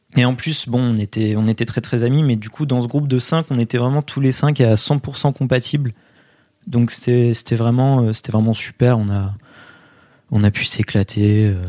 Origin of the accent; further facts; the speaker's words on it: Poitiers, Nouvelle-Aquitaine, France; je viens de Poitiers